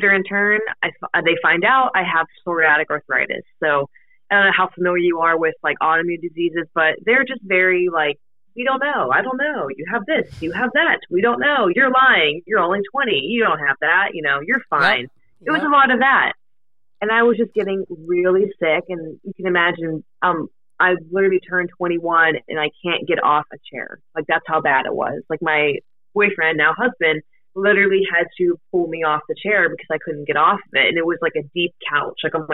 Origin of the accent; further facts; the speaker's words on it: Pittsburgh, Pennsylvania, United States; also born or lived in Akron, Ohio; I'm from Pittsburgh, Pennsylvania. So I've lived here my entire life.